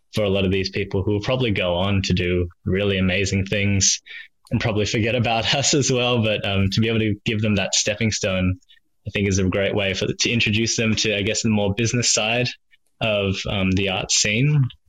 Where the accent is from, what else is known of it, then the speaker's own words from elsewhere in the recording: Melbourne, Victoria, Australia; moved away as an adult; now in Sydney, Australia; grew up in the sleepy suburbs of uh, Springvale, crazy uh, melting pot of culture, I suppose, in Melbourne